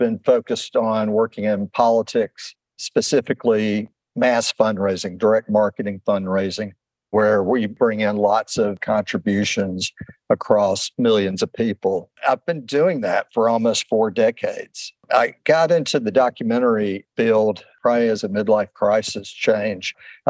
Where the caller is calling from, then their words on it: Arlington, Virginia, United States; I'm calling from my home in Arlington, Virginia. That's right across the river from Washington, D.C.